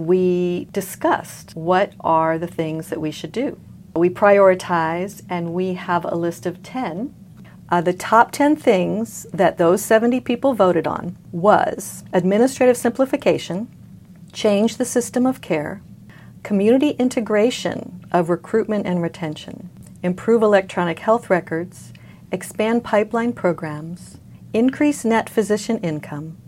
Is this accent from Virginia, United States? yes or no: no; California, United States; moved away as an adult; also born or lived in East Coast / San Diego, California / Long Beach, California; now in Hawaii, United States; I grew up in California